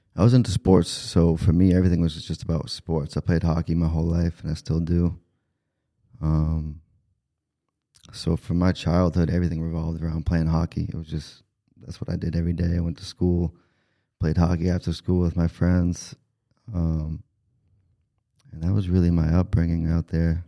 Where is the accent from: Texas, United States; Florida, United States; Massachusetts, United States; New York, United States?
Massachusetts, United States; Taunton; I grew up in Taunton. I was born and raised there